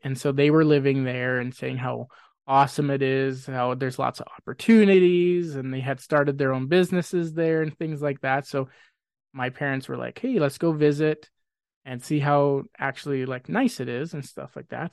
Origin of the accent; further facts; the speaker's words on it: Grande Prairie, Alberta, Canada; moved away as an adult; now in Spruce Grove, Canada; I was born in Grand Prairie